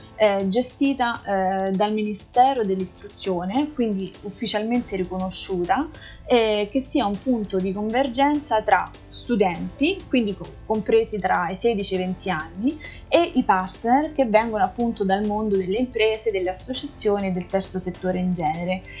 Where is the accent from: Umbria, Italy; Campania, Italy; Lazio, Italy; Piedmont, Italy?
Lazio, Italy; province of Rome; moved away as an adult; now in Brussels, Belgium; sono originaria della provincia di Roma e vivo all'estero ormai dal 2012